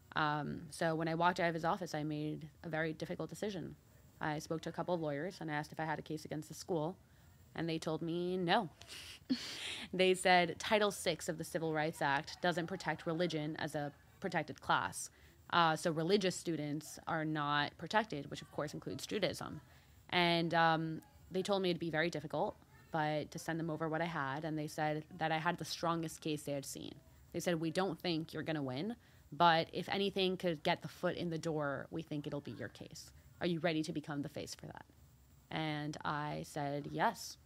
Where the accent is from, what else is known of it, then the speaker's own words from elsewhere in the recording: Deal, New Jersey, United States; also born or lived in Mexico / New York; I was born there. Um, and my brother was too, and then we moved to the U S. Um, I grew up in Deal, New Jersey